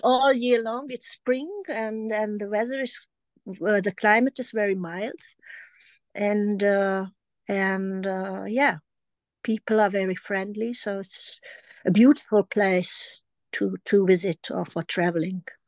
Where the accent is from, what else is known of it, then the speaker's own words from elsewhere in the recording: Germany; English is a second language; also born or lived in France; I grew up in Germany